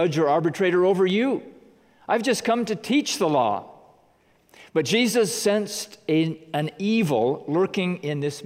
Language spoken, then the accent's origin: English; United States; as American Christians